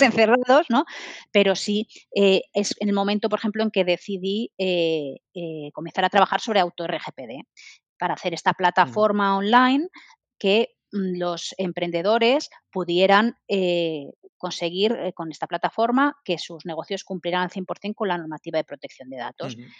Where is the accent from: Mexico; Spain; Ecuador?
Spain; Madrid, Community of Madrid; moved away as an adult; now in Barcelona, Spain; yo soy madrileña, me vine aquí a Barcelona